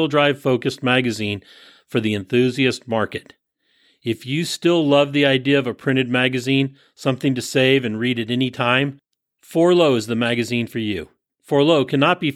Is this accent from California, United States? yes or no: yes; San Francisco Bay Area, California, United States; moved away; my hometown, but yeah. You know, that's the San Francisco Bay Area